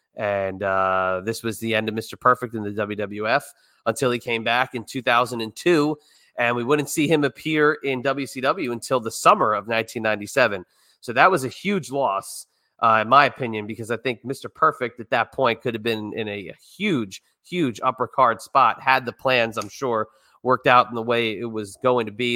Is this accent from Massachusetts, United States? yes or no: no; New York City area, United States; growing up in the New York City area